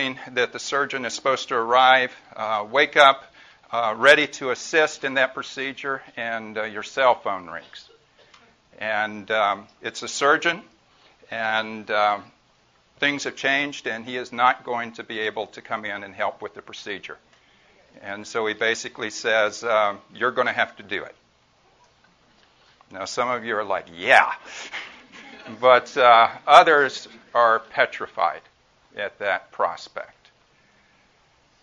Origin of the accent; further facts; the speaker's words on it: Mississippi, United States; now in California, United States; I'm originally from Mississippi